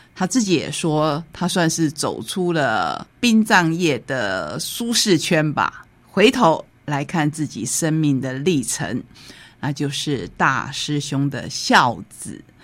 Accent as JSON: {"language": "Chinese", "country": "Taiwan", "said": "对我们台湾人来讲非常重要的过年"}